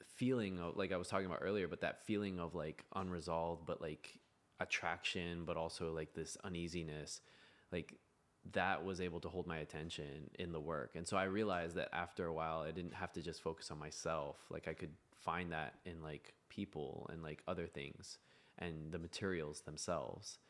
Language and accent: English; United States; I'm American